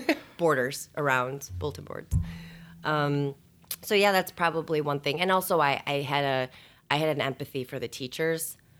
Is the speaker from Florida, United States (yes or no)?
no; Schaumburg, Illinois, United States; also born or lived in Bloomington, Indiana; I was born and raised, um, in, in the area. So I grew up in Schaumburg